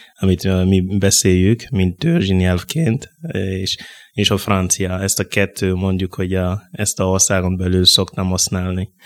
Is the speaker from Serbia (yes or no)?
no; Burkina Faso; first language Mooré; Hungarian is a second language; moved away as an adult; now in Hungary; Burkina Faso-ból jövök.